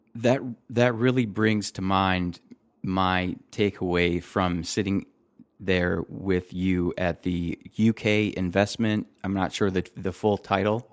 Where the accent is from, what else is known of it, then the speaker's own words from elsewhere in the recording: Detroit, Michigan, United States; I come from Detroit